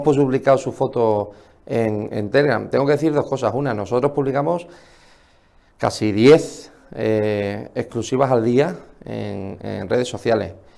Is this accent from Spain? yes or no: yes; Spain; lo que es nuestro como españoles